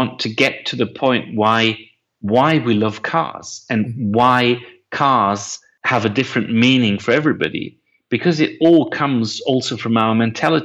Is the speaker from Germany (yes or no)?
yes; Germany; I was born in Germany.